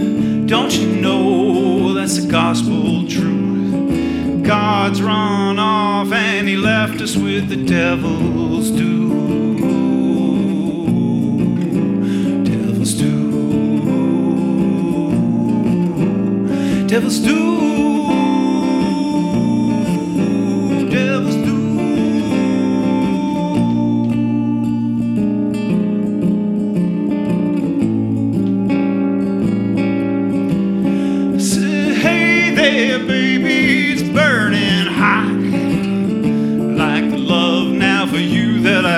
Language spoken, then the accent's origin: English; Vermont, United States; moved away; also born or lived in Maine; I'm originally from Vermont, but I lived in Maine for a long, long time. And I've been back around Vermont for about a year and a half, living in Stowe.